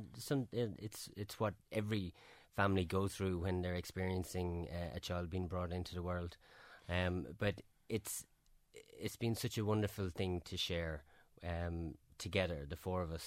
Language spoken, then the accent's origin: English; Ireland; We flew home as two Irish men with a Canadian child